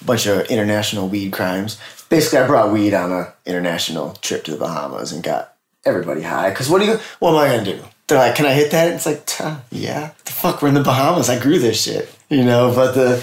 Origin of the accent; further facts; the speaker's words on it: Midwest, United States; moved away; also born or lived in Wisconsin / Northern California; I'm from the Midwest.